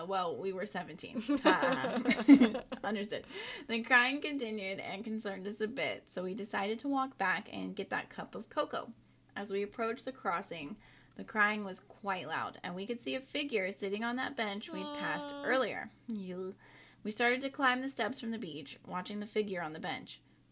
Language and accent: English; North Carolina, United States; I grew up in Eastern North Carolina, along the Crystal Coast, more specifically. South of the well-known Outer Banks, also known as the Graveyard of the Atlantic.